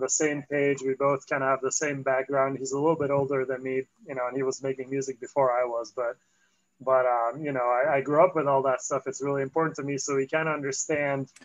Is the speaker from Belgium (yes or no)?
yes; Antwerp, Flanders, Belgium; also born or lived in Paris, France / France; now in Los Angeles, United States; I grew up in Antwerp and then, you know, well, outside of Antwerp in a small town.